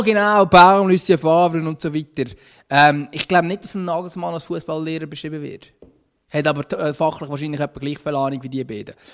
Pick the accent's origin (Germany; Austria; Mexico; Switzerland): Switzerland; wir als Schweizer